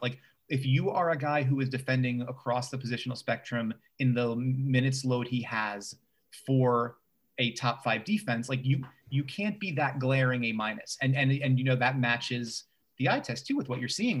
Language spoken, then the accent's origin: English; New York City, New York, United States; I grew up in Bay Ridge. I've lived in New York most of my life.